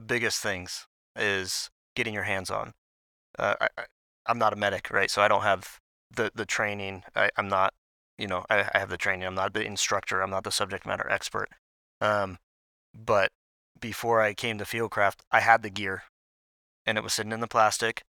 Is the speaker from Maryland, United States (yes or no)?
yes; Maryland, United States; moved away as an adult; now in Salt Lake City, United States; I grew up in Maryland